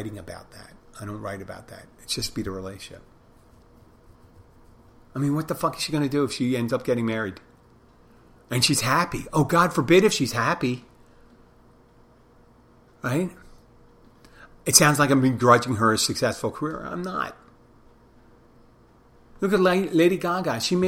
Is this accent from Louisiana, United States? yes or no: no; Philadelphia, Pennsylvania, United States; people go and say, hey, where are you from? I go, Philadelphia.